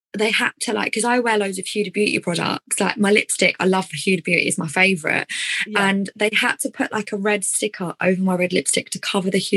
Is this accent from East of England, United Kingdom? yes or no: yes; Essex, East of England, United Kingdom; accent: Essex; my Essex accent